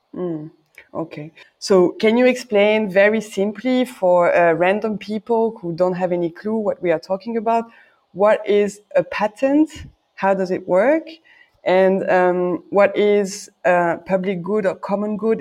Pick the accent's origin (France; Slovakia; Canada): France; I'm French. I'm currently talking from Brussels.